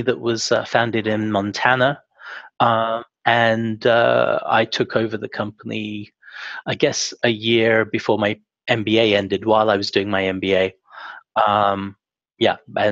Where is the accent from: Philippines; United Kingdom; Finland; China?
United Kingdom; England; moved away as an adult; also born or lived in Heidelberg, Germany; now in Montreal, Canada; I grew up in England and did my undergraduate at Cambridge